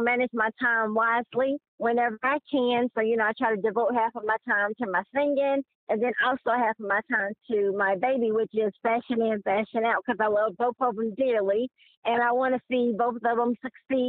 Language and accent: English; Greensboro, North Carolina, United States; Born and raised in Greensboro, North Carolina